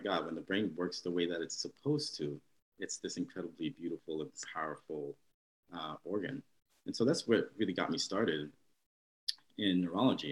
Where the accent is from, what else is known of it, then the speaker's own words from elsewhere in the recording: New York, United States; born and raised here in New York